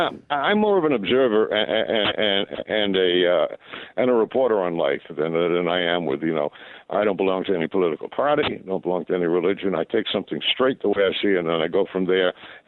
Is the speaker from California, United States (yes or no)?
no; Rhode Island, United States; also born or lived in England; I'm from New England, but most New Englanders, they don't pronounce their R's. I lived in England for 6 years, so It's probably a combination there. I grew up in Rhode Island.